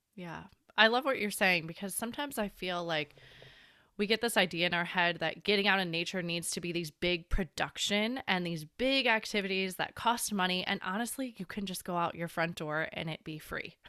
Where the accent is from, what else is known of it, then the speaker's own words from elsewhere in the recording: Chicago, Illinois, United States; also born or lived in Washington; now in San Diego, United States; I've lived through enough winters growing up in Chicago